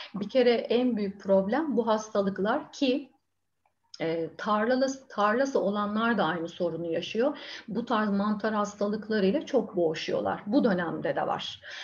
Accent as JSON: {"language": "Turkish", "town": "Bandırma", "region": "Balıkesir", "country": "Turkey", "also_born_or_lived": "Bursa"}